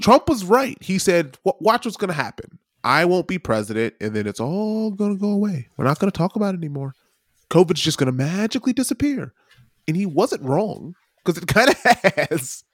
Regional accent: United States; now in New Zealand; as an American citizen

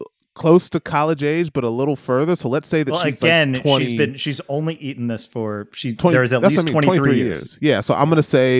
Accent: United States; moved away as an adult; now in New Zealand; As an American who is now a dual citizen of another country

